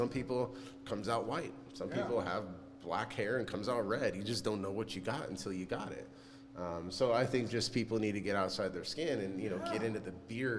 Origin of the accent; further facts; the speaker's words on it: California, United States; I did, and my dad used to have chops, actually, when I was growing up.